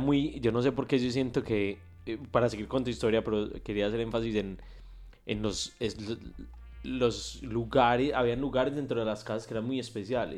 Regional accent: Envigado, Antioquia, Colombia; yo, yo crecí en, en Medellín, pero en Envigado, pues no en Medellín, al de Medellín, en Envigado, en una parte rural

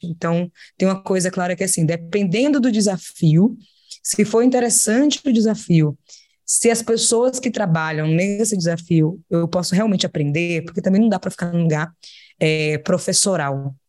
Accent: Salvador, Bahia, Brazil; eu sou de Salvador e nasci no bairro chamado Nordeste de Amaralina

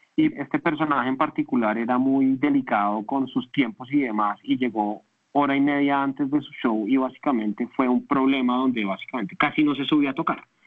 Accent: Colombia

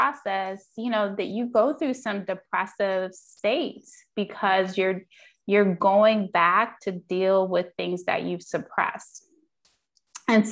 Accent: Jamaica; I'm Jamaican, and so, you know, the Caribbean culture doesn't really embrace therapy

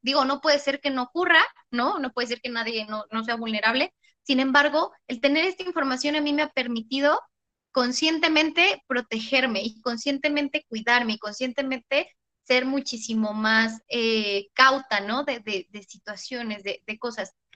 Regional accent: Mexico; nosotras, como mujeres mexicanas

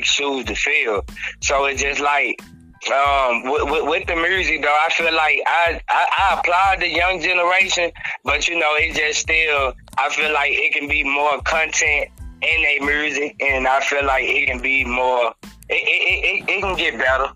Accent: Greenville, Mississippi, United States; also born or lived in Jackson, Mississippi; I was born in Jackson. And I was raised in Greenville, Mississippi.

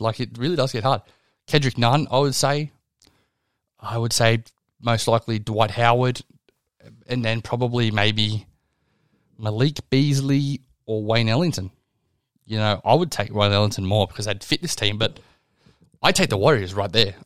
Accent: Australia; I'm Australian

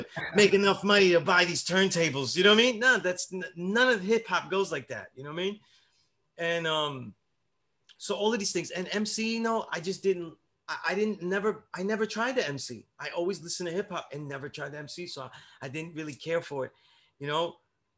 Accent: New York City, New York, United States; I'm from Sunset Park, Brooklyn, right? Where it was mainly a Puerto Rican neighborhood growing up

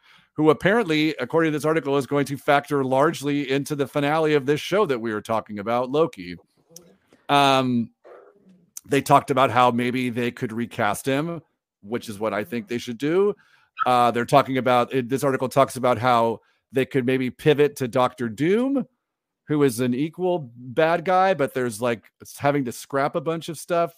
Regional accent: Orange County, California, United States; I grew up in Orange County, California

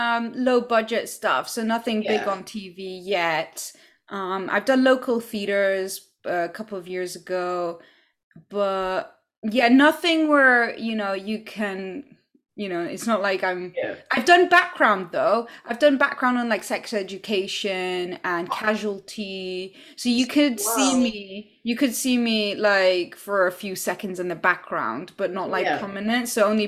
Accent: Poland; now in United Kingdom; And I'm originally from Poland. I grew up in several countries. And yeah, so I'm currently in the UK.

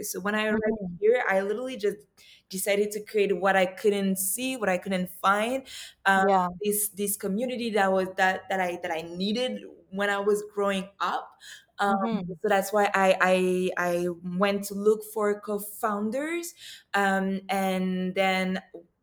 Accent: Morocco; moved away as an adult; also born or lived in Ivory Coast; now in Montreal, Canada; I lived in Morocco for 10 years.

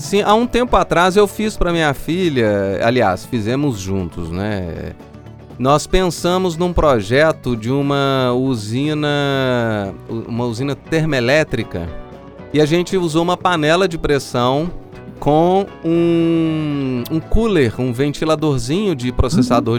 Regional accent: São João del-Rei, Minas Gerais, Brazil; Eu sou de São João del Rei uhum. e eu fui criado é, viajando de trem.

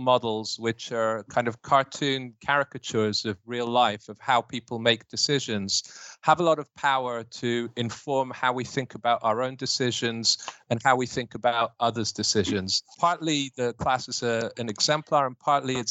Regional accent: United Kingdom; moved away; I'm a Brit with a proper classical education

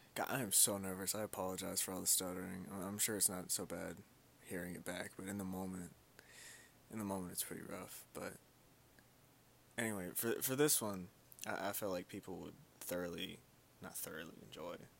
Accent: Kentucky, United States; also born or lived in Louisville, Kentucky; I was born and raised in Kentucky. I was actually born in Louisville, Kentucky.

